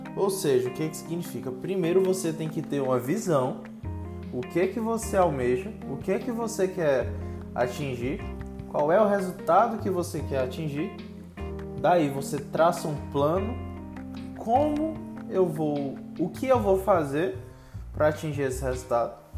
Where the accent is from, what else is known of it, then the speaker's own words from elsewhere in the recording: Teresina, Piauí, Brazil; sou de Teresina, Piauí